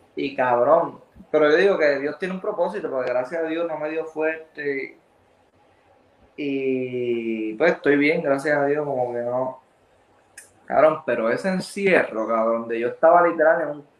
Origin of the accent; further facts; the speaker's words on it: Arecibo, Puerto Rico; yo soy de Arecibo